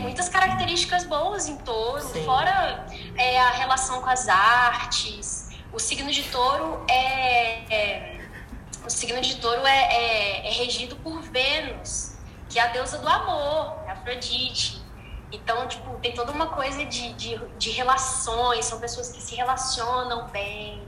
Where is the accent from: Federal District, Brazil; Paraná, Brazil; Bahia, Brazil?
Federal District, Brazil; Brasília; now in Uberlândia, Brazil; É eu moro em Uberlândia, eu sou de Brasília